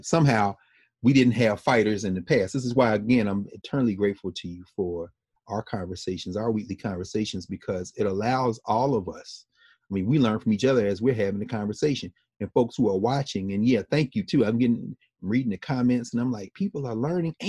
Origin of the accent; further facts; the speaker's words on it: Nashville, Tennessee, United States; Nashville, Tennessee, of course, my hometown